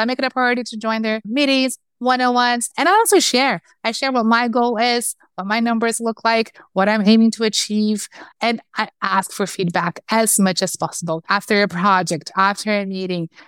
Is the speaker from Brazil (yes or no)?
yes; Brazil; moved away as an adult; also born or lived in Chicago, United States; now in United States; I'm from Brazil. I moved from Brazil to the US, to Chicago first, a year and a half ago.